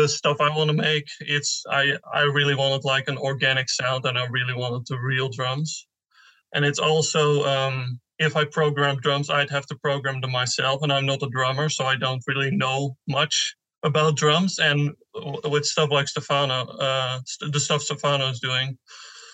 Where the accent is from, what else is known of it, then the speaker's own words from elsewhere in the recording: Netherlands; I'm from the Netherlands